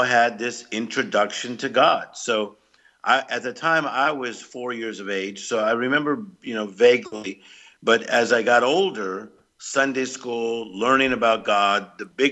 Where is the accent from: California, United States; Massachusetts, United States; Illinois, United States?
California, United States; Compton; I was raised in Compton, California, which is in the Los Angeles area